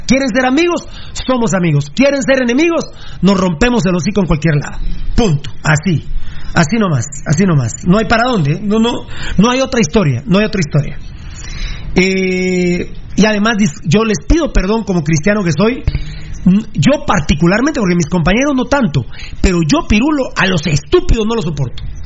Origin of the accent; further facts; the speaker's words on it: Guatemala; somos guatemaltecos diferentes